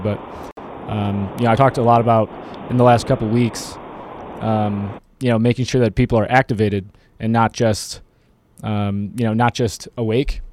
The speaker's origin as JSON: {"language": "English", "region": "Michigan", "country": "United States", "moved": "yes", "said": "I'm from Michigan"}